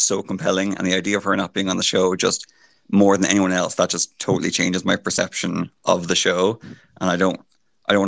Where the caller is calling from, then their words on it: Ireland; I'm calling from Ireland